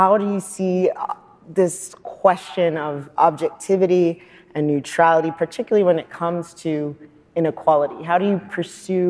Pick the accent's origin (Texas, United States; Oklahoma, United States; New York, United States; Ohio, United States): Texas, United States; I'm from Texas